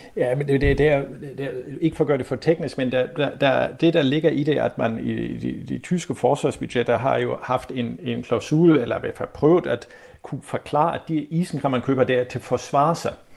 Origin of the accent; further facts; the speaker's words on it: Germany; moved away; som tysker